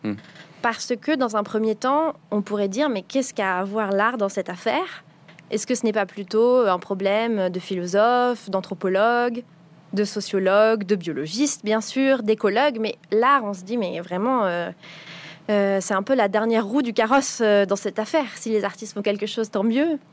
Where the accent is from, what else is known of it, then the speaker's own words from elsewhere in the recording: Paris, Île-de-France, France; j'ai grandi à Paris